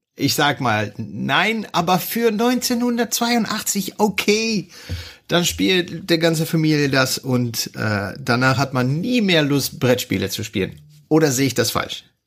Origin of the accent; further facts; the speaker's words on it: Netherlands; German is a second language; bin ich Niederländer